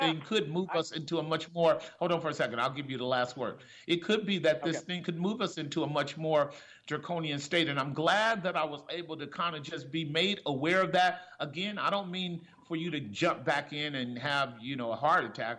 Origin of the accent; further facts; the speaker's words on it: Oakland, California, United States; I grew up in Oakland and I know Oakland well on so many levels